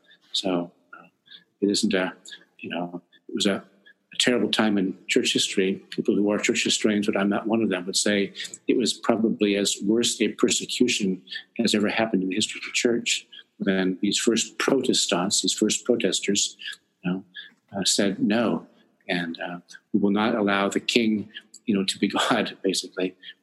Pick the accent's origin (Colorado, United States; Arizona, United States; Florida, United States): Colorado, United States; Monte Vista; also born or lived in California / Washington, D.C. / Virginia; now in Vancouver, Canada; I was born in the most beautifully named town in America, I think, called Monte Vista, Colorado.